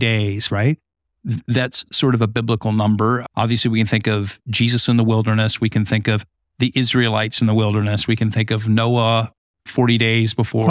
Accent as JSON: {"language": "English", "region": "Southern California", "country": "United States", "tie": "born or raised there", "moved": "yes", "lives_now": "Holland, Michigan, United States", "said": "I grew up in Southern California on the beach"}